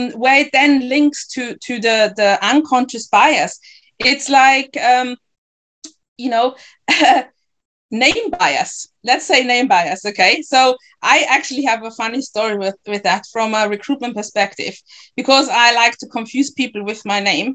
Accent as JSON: {"language": "English", "country": "Ghana", "moved": "yes", "lives_now": "Germany", "said": "I'm Ghanaian"}